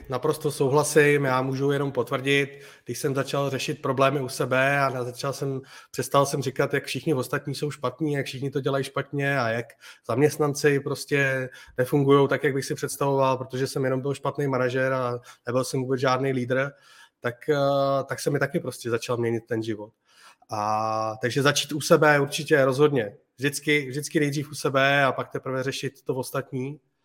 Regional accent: Czechia; moved away as an adult; now in Spain; v Čechách máme super skvělý lidi

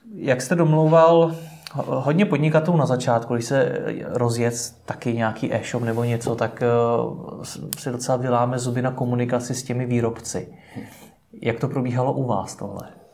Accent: Czechia; jako Češi

